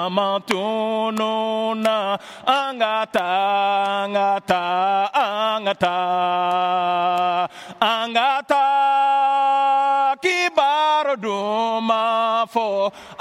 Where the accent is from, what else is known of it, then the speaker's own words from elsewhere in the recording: Mali; first language Bambara; English is a second language; moved away as an adult; now in Canada; growing up in Mali, I grew up with radio.